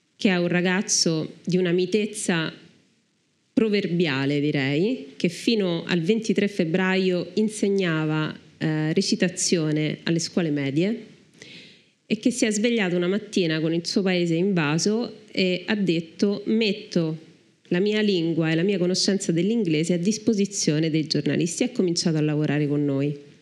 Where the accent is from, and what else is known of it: Italy